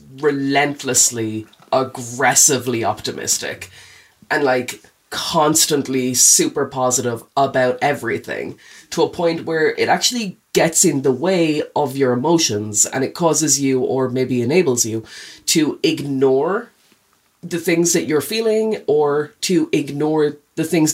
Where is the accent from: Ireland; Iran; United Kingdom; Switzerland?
Ireland; New Ross, County Wexford; I'm from New Ross.